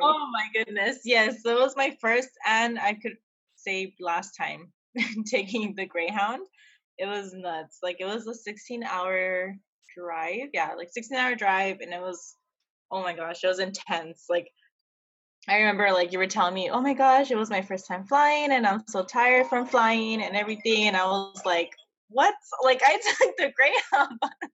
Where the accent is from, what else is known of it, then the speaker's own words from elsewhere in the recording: El Paso, Texas, United States; now in San Diego, United States; I'm from El Paso, Texas. I'm currently living here in San Diego, California